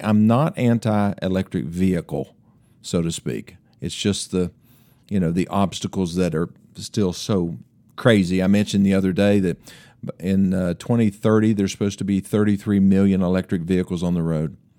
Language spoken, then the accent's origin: English; Greeneville, Tennessee, United States; my hometown of Greenville, Tennessee